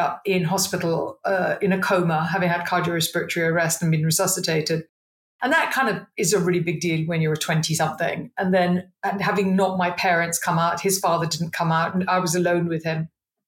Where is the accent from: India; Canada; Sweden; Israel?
India; I always laugh and say, you know, I'm an Indian, so my choices were doctor, lawyer, accountant, marriage or death type thing.